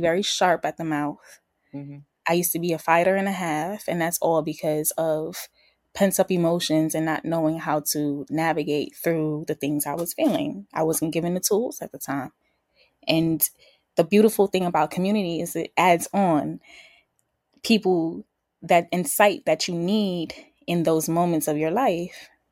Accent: New York City, New York, United States; from the BX. Um Boogie Down South Bronx.

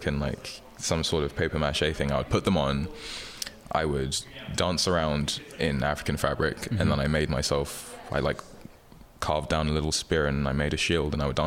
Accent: London, United Kingdom; moved away as an adult; now in United States; growing up in London and being asked, like, where are you really from?

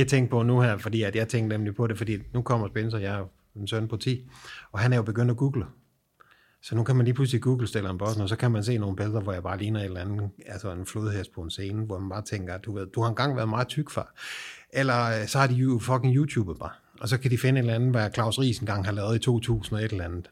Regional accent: Southern Jutland, Southern Denmark, Denmark; jeg er fucking sønderjyde

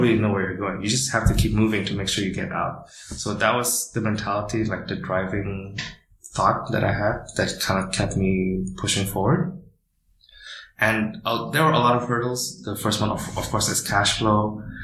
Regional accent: Indonesia; now in China; I am from Indonesia and I am the founder of Boomi

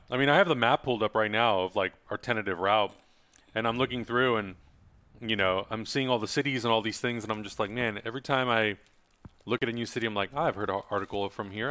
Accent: Czechia; now in United States; my home country, Czech Republic

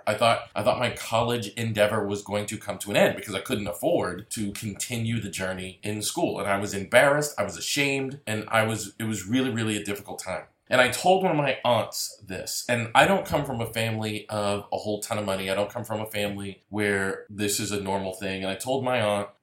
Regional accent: Massachusetts, United States; moved away as an adult; also born or lived in DeSoto, Texas; move from Massachusetts, my hometown

